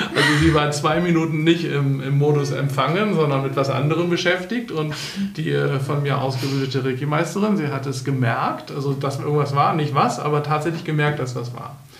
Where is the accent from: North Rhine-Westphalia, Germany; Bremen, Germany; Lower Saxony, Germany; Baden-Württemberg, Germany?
Bremen, Germany; now in Berlin, Germany; in Bremen, in meiner Heimatstadt